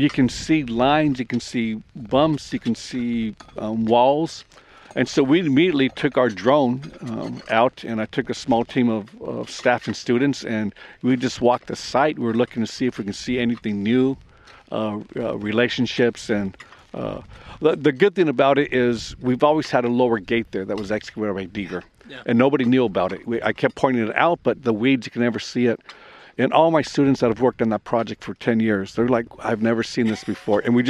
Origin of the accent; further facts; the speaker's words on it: California, United States; I'm from California